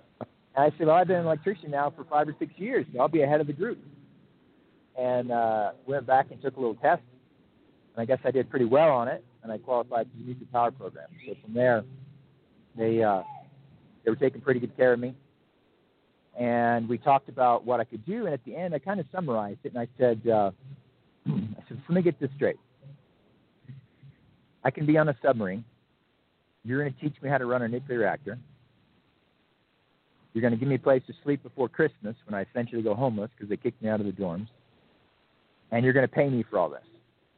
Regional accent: Duluth, Minnesota, United States; born there; And I was born on Duluth Air Force Base. Minnesota, which I believe now is a low security prison.

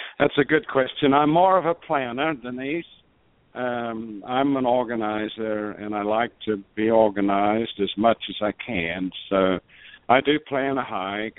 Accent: South Australia, Australia; moved away as an adult; also born or lived in Adelaide, Australia / Tulsa, United States / Houston, United States; now in Albuquerque, United States; I was born in born and raised in Australia

